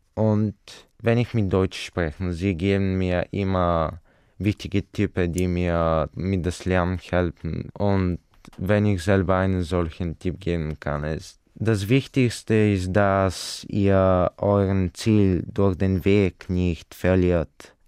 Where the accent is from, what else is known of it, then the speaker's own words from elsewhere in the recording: Bulgaria; German is a second language; ich komme aus Bulgarien